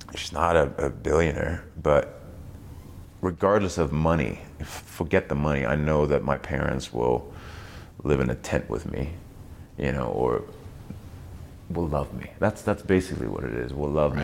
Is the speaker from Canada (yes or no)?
no; East Germany, Germany; moved away; I was raised in East Germany